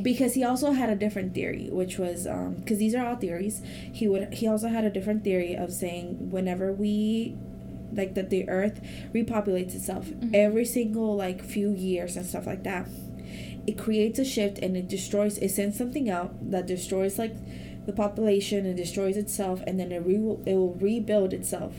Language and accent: English; Mexico; first language Spanish; English is a second language; moved away; I was born in Mexico, so that's my first language